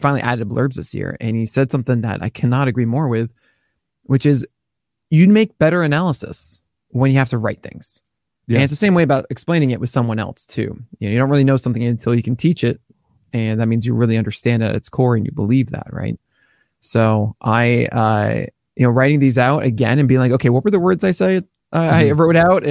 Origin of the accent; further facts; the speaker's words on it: New York, United States; I'm born and raised in New York